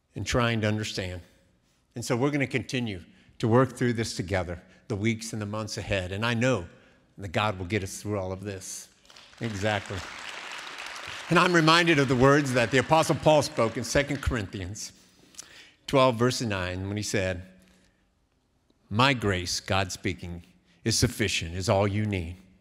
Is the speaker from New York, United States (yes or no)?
no; Columbus, Ohio, United States; also born or lived in Cincinnati, Ohio; I was born in Columbus, Ohio, many years ago. I remember in my younger years spending many afternoons, especially in the fall, in a thing called the horseshoe